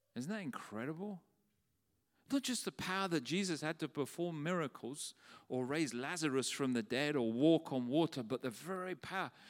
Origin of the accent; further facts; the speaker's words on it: London, United Kingdom; When I was a young boy in the church where we grew up in South London